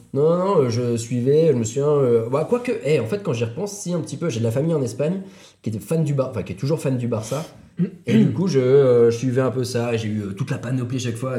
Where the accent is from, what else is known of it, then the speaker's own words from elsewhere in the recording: Lille, Hauts-de-France, France; je suis Lillois, je suis pas euh, Barcelonais